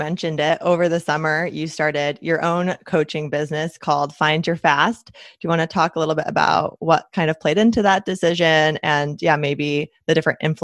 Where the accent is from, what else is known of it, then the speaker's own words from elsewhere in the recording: East Coast, United States; now in California, United States; I'm in California and I grew up on the East Coast like you